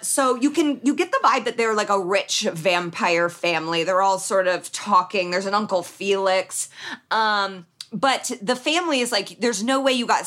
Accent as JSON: {"language": "English", "town": "Indianapolis", "region": "Indiana", "country": "United States", "said": "I'm from Indianapolis, the New York City of Indiana"}